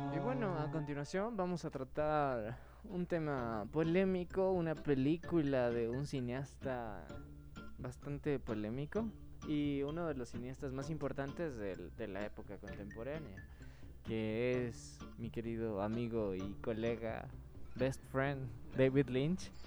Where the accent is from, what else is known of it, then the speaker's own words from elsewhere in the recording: Ecuador; como cineastas ecuatorianos